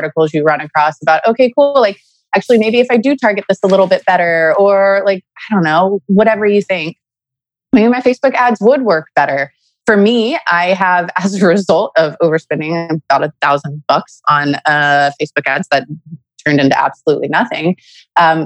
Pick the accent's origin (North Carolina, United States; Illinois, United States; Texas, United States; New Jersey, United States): Texas, United States; Beaumont; Beaumont, Texas, which is my hometown